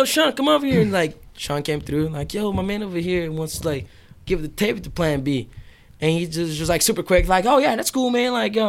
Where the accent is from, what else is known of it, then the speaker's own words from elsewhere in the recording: Brazil; English is a second language; moved away; when I grew up in Brazil